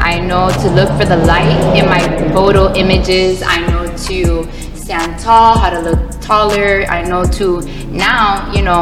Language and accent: English; Broward County, Florida, United States; born or raised there; also born or lived in New York